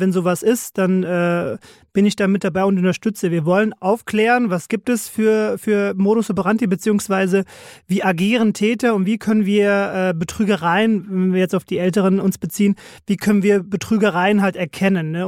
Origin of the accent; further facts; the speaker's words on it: Frankfurt, Hesse, Germany; groß geworden im schönen Frankfurt Bonames im Ben-Gurion-Ring